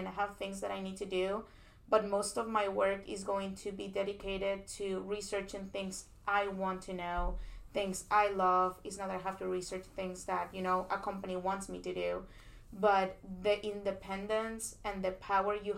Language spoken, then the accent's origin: English; Peru; moved away as an adult; now in United States; I am an international student. I come from Peru. And I actually was born and raised in Peru. I finished high school over there. And I decided to come to the States for undergrad